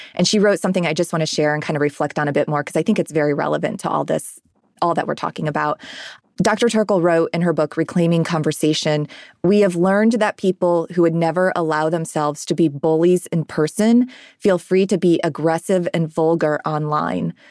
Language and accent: English; Ohio, United States; now in Nashville, United States; I'm from Ohio originally